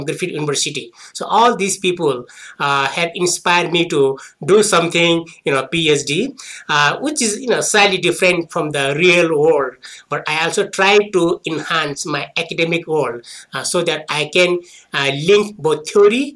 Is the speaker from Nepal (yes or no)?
yes; Nepal; moved away as an adult; also born or lived in New Zealand / Australia; I went back to my home country in Nepal.